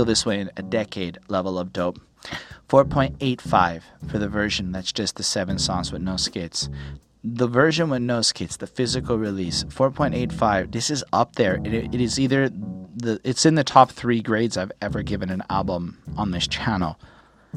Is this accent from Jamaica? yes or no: no; Canada; I'm a Canadian